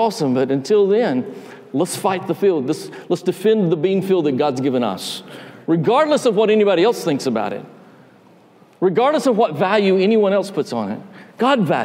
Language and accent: English; North Georgia, United States; moved away; I grew up in North Georgia. I'm not from Alabama.